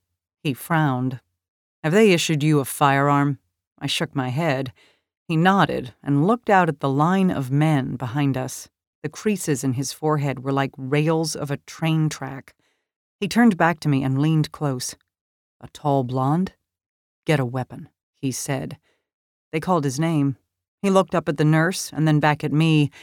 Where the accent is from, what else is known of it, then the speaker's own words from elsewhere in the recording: Washington, District of Columbia, United States; I grew up in the Washington, D.C. area, and like many of my high school classmates, I was shaken by the 9/11 attack on the Pentagon.